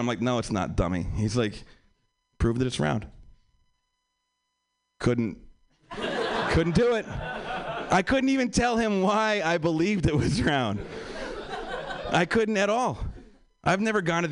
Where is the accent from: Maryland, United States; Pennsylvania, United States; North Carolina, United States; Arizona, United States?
Pennsylvania, United States; also born or lived in New York; now in Los Angeles, United States; I'm from Pennsylvania. I live in LA now